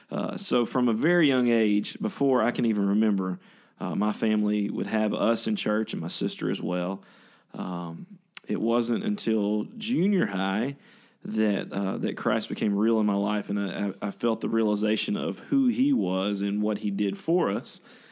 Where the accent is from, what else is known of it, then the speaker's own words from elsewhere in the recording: Ruston, Louisiana, United States; moved away as an adult; now in West Lafayette, United States; But I grew up there in a small town called Ruston, Louisiana